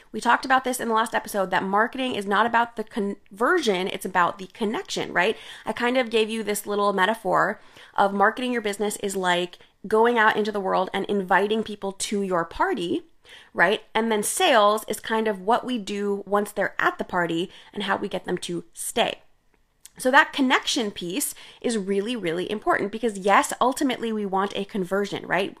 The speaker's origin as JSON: {"language": "English", "country": "India", "said": "I'm Indian, and, uh, I grew up drinking chai"}